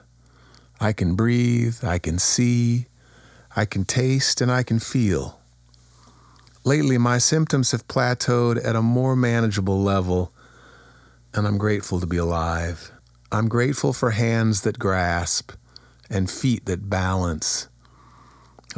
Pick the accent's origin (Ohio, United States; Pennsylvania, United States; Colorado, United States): Ohio, United States; Kent; moved away as an adult; also born or lived in New York / Boston; I'm finally settling into my hometown.